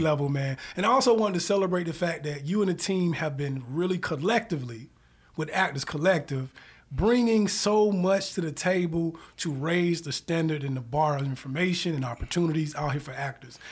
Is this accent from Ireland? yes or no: no; the South, United States; now in Atlanta, United States; I'm from the South